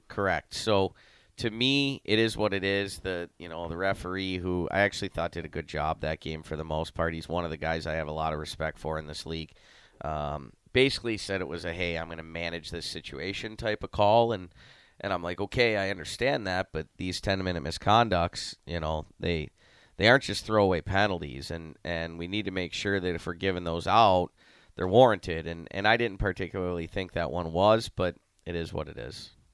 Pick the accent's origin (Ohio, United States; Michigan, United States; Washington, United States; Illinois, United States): Ohio, United States; accent: Canadian; moved away as an adult; also born or lived in Amarillo, Texas; now in Lincoln, United States; I'm from Ohio